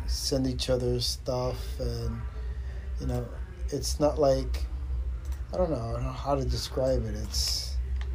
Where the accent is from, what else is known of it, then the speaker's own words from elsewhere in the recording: New York City, New York, United States; we grew up in Queens.